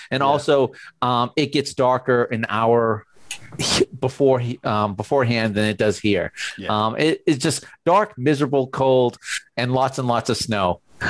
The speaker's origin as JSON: {"language": "English", "region": "New England", "country": "United States", "moved": "yes", "said": "I'm from New England."}